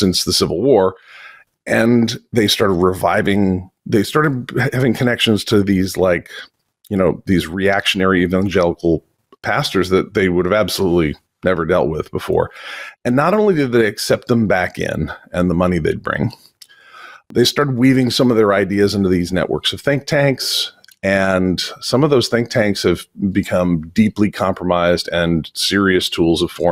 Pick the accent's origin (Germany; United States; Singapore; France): United States; Vermont; I'm from Vermont